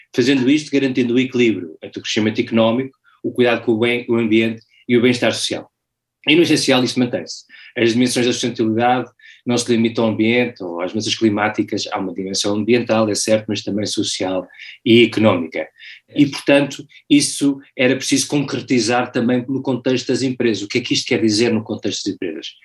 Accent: Portugal; moved away as an adult; also born or lived in London / Timor / Latin America / United States; sou português, nos últimos 20 anos vivi 15 fora de Portugal, entre Londres, Timor, América Latina e Estados Unidos

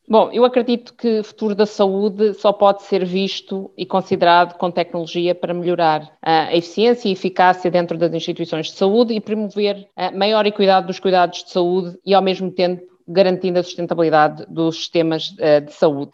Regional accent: Lisbon, Portugal; eu sou de Lisboa

